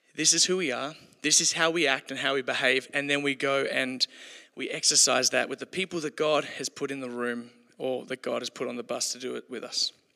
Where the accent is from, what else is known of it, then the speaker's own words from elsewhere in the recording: Kalgoorlie, Western Australia, Australia; I grew up in Kalgoorlie, so we came to Perth to play